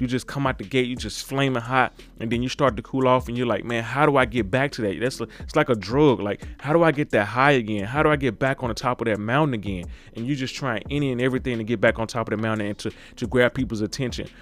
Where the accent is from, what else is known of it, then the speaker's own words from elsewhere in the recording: Mississippi, United States; I was born and raised in Mississippi